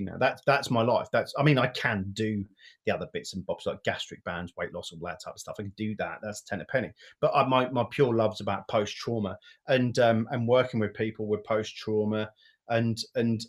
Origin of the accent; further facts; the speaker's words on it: Great Yarmouth, East of England, United Kingdom; I'm from Great Yarmouth